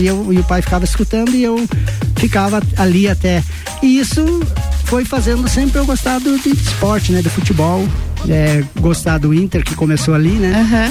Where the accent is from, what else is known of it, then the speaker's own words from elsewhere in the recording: Campo Belo do Sul, Santa Catarina, Brazil; Sou natural de Campo Belo do Sul